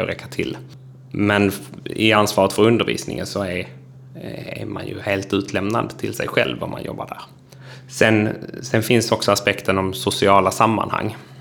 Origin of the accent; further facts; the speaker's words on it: Trelleborg, Skåne, Sweden; accent: Scanian; now in Älvsbyn, Sweden; jag pratar skånska för att jag är född i Trelleborg, eh, har vuxit upp på landsbygden utanför Trelleborg men bor nu i Älvsbyn i Norrbotten.